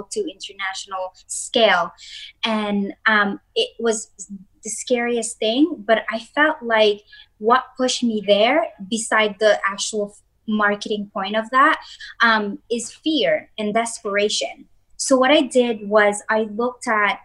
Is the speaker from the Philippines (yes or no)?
yes; Philippines; I'm also from the Philippines